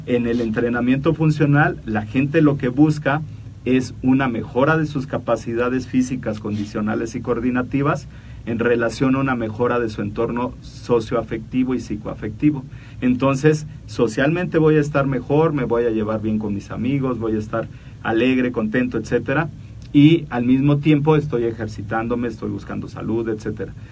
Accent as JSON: {"language": "Spanish", "country": "Mexico", "said": "somos mexicanos"}